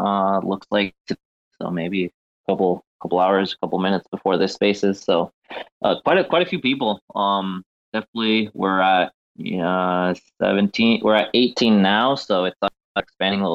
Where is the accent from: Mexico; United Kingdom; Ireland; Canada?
Mexico; I'm actually from Mexico